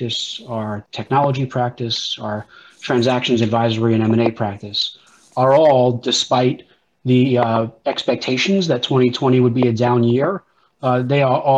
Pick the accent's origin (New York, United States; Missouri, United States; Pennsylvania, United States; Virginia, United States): New York, United States; I grew up in New York when Crazy Eddie was a very popular electronics store